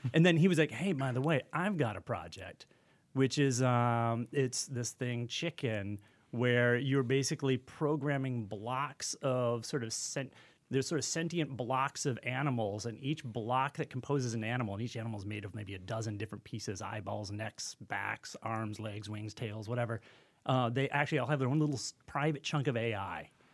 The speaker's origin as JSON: {"language": "English", "town": "Kalamazoo", "region": "Michigan", "country": "United States", "said": "I'm from Kalamazoo, Michigan"}